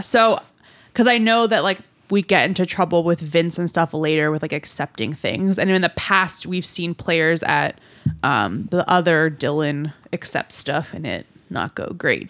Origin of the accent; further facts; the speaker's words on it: Newmarket, Ontario, Canada; moved away; my hometown